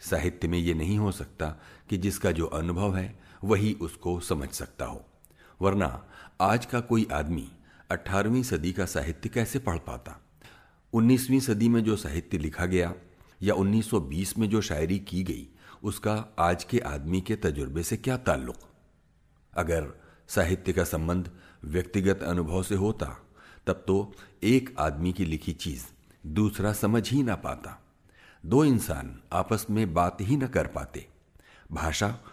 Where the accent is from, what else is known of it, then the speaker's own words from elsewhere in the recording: India; मैं मुसलमानों के घर में पैदा हुआ था लेकिन मैं खुद को न मुसलमान समझता हूँ न हिंदू मैं कहता हूं कि मैं एक आधुनिक धर्मनिरपेक्ष भारत का नागरिक हूं